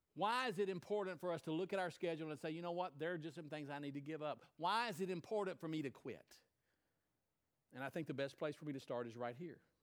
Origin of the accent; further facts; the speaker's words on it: United States; as an American